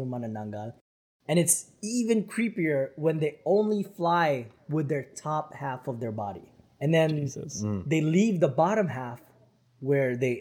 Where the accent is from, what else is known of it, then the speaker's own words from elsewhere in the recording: Philippines; moved away; when I was growing up in the Philippines